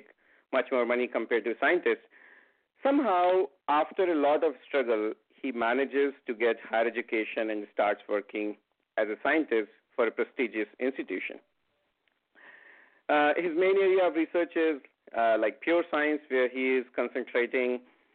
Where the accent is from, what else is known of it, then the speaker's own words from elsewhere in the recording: India; first language Hindi; English is a second language; I grew up in a small town of India as a Hindi-speaking child.